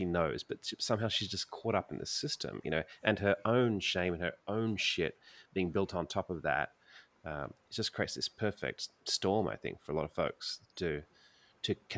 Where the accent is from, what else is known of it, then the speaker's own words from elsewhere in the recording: Sydney, New South Wales, Australia; I grew up in Sydney